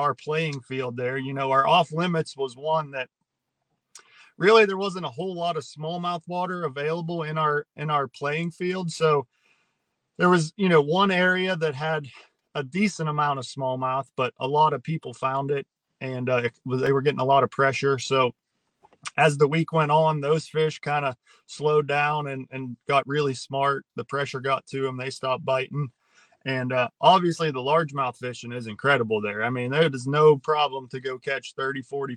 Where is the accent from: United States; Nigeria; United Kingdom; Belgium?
United States; Pittsburgh, Pennsylvania; moved away as an adult; now in Tennessee, United States; So I grew up around Pittsburgh. I've just recently moved to Tennessee, so Pittsburgh's home for me